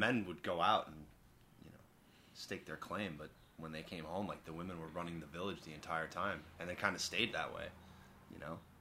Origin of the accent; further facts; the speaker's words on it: Long Island, New York, United States; I grew up with on Long Island